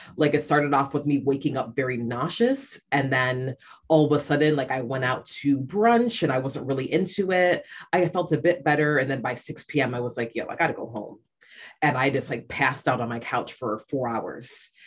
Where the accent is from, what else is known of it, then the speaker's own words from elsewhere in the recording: Rochester, New York, United States; now in Shanghai, China; I'm from upstate New York. I'm from Rochester, and um, where I live currently is Shanghai, China.